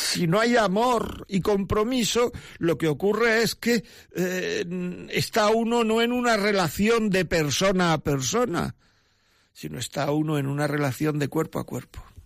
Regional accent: Granada, Andalusia, Spain; now in Madrid, Spain; vivo en Madrid aunque soy de Granada

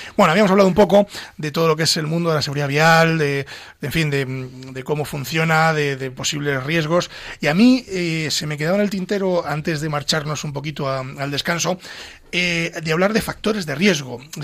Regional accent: Pedro Bernardo, Castile and León, Spain; Pedro Bernardo, que es mi pueblo

